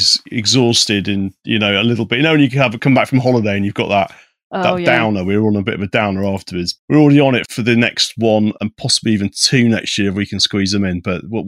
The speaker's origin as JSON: {"language": "English", "area": "Isle of Wight", "region": "South East England", "country": "United Kingdom", "moved": "yes", "said": "I'm from the Isle of Wight myself"}